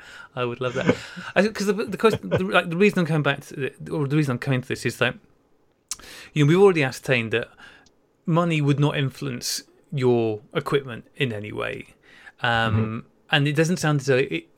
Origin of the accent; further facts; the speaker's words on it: North Wales, United Kingdom; moved away; I grew up in North Wales